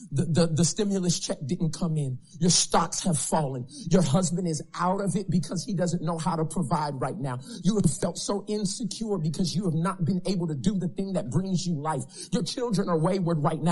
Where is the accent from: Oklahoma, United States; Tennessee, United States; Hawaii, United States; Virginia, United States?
Oklahoma, United States; Tulsa; I'm from Oklahoma, Tulsa, Oklahoma